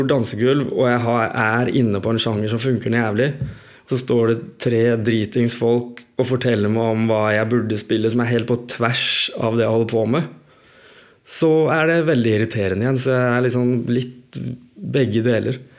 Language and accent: Norwegian; Skien, Telemark, Norway; jeg er jo fra Skien